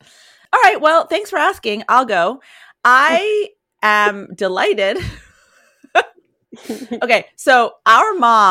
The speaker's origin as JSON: {"language": "English", "region": "Colorado", "country": "United States", "tie": "born or raised there", "moved": "yes", "said": "I always found it hard to be depressed in Colorado, despite the fact, I mean, I was a little kid"}